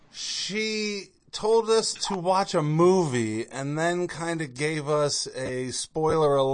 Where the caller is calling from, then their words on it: Pennsylvania, United States; So, … I'm joining you from Pennsylvania.